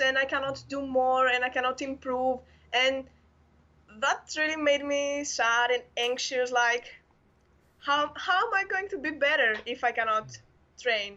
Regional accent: Athens, Attica, Greece; I'm from Athens, Greece

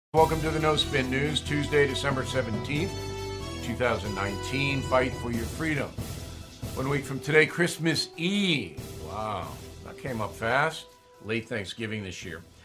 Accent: United States; I'm saying that as an American

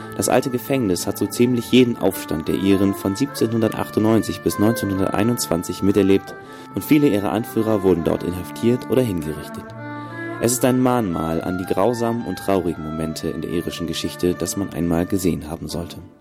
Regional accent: East Frisia, Lower Saxony, Germany; aus meiner Heimat im Herzen Ostfrieslands

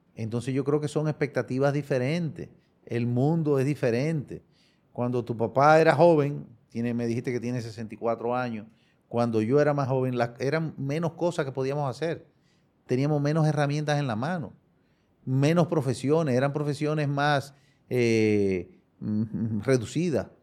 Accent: Dominican Republic; Somos dominicanos todos.

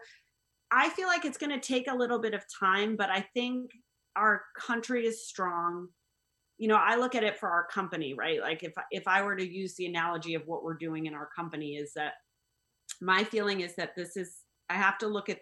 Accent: United States; I'm an American

